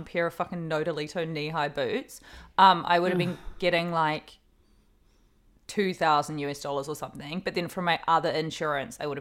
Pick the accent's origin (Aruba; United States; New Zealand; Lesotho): New Zealand; Hawke's Bay; moved away; Hawke's Bay, which is my hometown